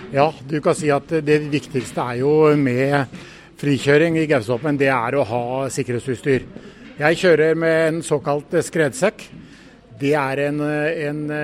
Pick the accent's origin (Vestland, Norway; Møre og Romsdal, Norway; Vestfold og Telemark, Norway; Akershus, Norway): Vestfold og Telemark, Norway; Rjukan; Jeg er født og oppvokst på Rjukan